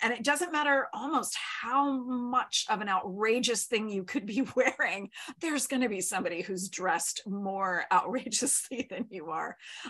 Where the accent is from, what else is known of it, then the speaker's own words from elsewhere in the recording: Texas, United States; when I was growing up in Texas